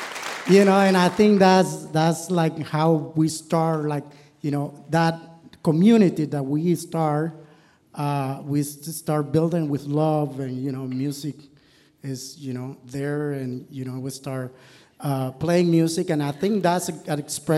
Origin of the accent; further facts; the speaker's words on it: Nicaragua; moved away as an adult; now in Kentucky, United States; I'm from Nicaragua.